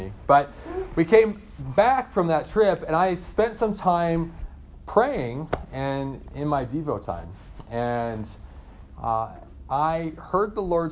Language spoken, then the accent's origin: English; Hermiston, Oregon, United States; I'm from Eastern Oregon, a little town called Hermiston